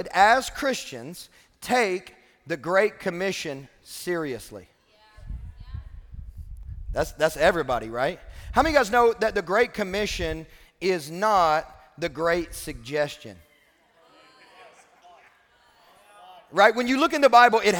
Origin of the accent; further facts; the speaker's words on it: Kentucky, United States; I'm from Kentucky